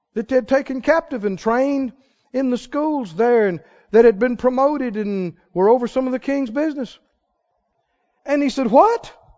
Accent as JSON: {"language": "English", "region": "Mississippi", "country": "United States", "said": "I'm from Mississippi"}